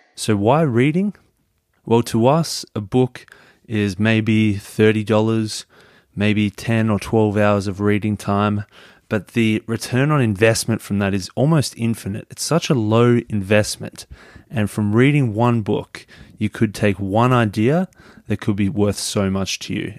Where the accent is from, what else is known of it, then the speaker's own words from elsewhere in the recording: Melbourne, Victoria, Australia; I'm from Melbourne in Australia